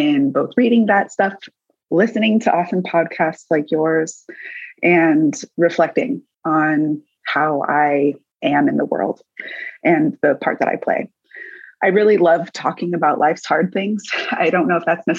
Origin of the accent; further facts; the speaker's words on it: Davis, California, United States; I grew up in Davis, California, which is in the Central Valley of California